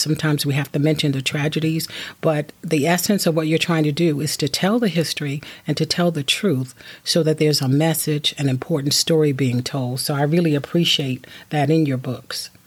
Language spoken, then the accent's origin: English; Williamston, North Carolina, United States; I grew up on the East Coast of North Carolina and Williamston